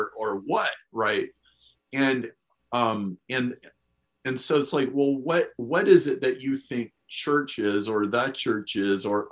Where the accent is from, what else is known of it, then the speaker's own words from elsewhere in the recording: Lincoln, Nebraska, United States; I grew up in Lincoln, Nebraska